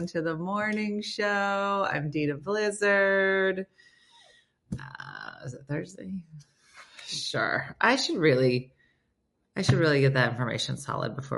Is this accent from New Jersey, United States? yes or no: yes; New Jersey, United States; I'm from Jersey